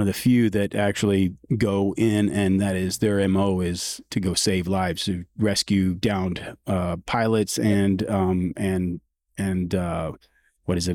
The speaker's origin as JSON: {"language": "English", "town": "San Antonio", "region": "Texas", "country": "United States", "tie": "born or raised there", "said": "growing up in San Antonio"}